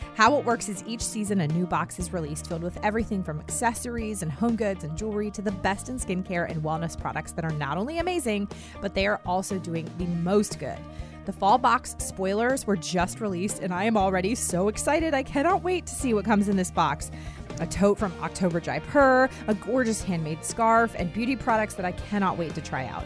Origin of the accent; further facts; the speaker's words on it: Herndon, Virginia, United States; moved away; I grew up in Herndon, Virginia, right outside of Washington, D C